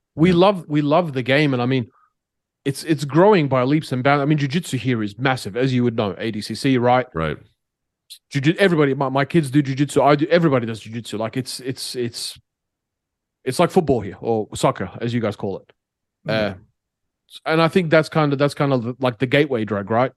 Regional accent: Australia; now in Middle East; I'm Australian

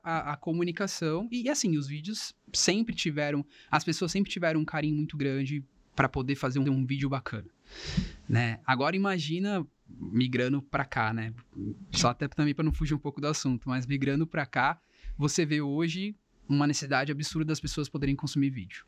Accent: Cubatão, São Paulo, Brazil; eu sou cubatense, né? Eu sou de Cubatão, aqui da região

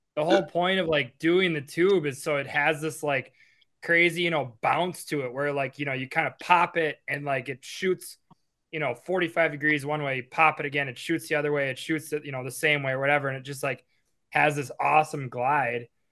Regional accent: Appleton, Wisconsin, United States; We grew up in Appleton.

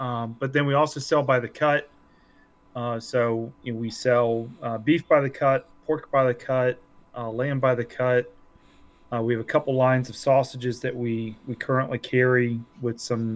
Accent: Glen Allen, Virginia, United States; also born or lived in Hanover County, Virginia; I grew up in Glen Allen as a suburbanite when it was all farms

